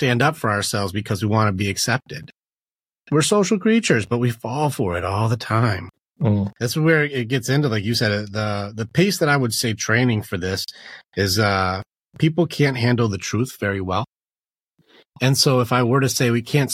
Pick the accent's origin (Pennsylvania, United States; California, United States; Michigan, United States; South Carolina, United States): Michigan, United States; Detroit; moved away; also born or lived in Virginia; I grew up in Detroit